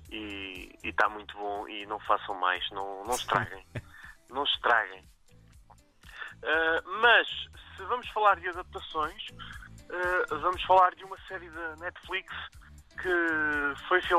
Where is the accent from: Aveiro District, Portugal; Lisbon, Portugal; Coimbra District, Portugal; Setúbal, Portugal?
Aveiro District, Portugal; Aveiro; moved away; estou em Aveiro, na verdade, eh, minha terra natal.